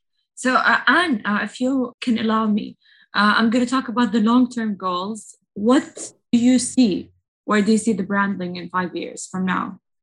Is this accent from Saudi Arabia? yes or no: yes; Saudi Arabia; I'm from Saudi